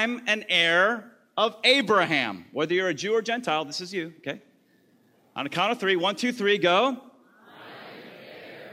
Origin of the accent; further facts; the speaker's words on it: the South, United States; I'm from the South